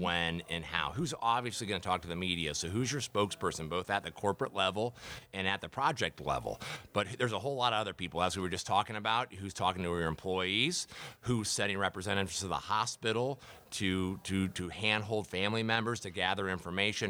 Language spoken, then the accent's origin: English; Dayton, Ohio, United States; born or raised there; moved away as an adult; also born or lived in Columbus, Ohio; now in Sarasota, United States